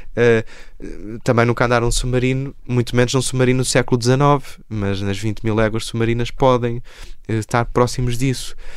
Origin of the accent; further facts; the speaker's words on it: Porto, Norte, Portugal; moved away as an adult; also born or lived in Lisbon; Eu saí do Porto aos 18 anos. Eu nasci em Lisboa, cresci no Porto